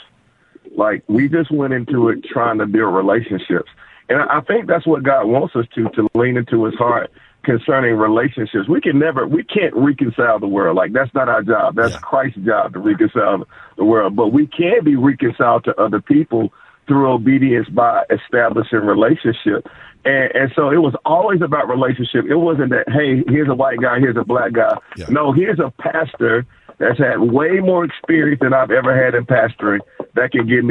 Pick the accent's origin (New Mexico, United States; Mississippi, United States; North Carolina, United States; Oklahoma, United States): North Carolina, United States; Salisbury; I'm born and raised in Salisbury, North Carolina. That's my hometown